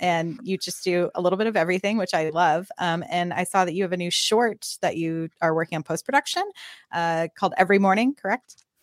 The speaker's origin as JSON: {"language": "English", "town": "Austin", "region": "Texas", "country": "United States", "also_born_or_lived": "Los Angeles", "said": "I'm, I'm from Austin, kind of back and forth between L A and Austin."}